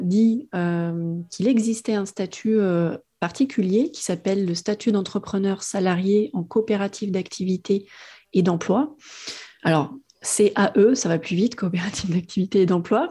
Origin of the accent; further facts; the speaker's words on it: Auvergne-Rhône-Alpes, France; moved away as an adult; now in Réunion, France; je suis de Rhône-Alpes. j'ai ah, je ne suis pas allée plus loin que 40 km de là où j'ai grandi